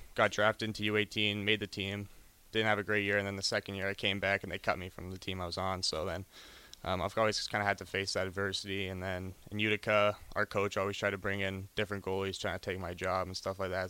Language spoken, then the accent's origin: English; Ottawa, Ontario, Canada; now in Lincoln, United States; I'm from Orleans, Ontario.